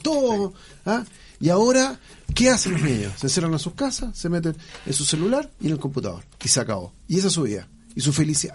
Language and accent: Spanish; Chile; Yo dije inicialmente somos todos chilenos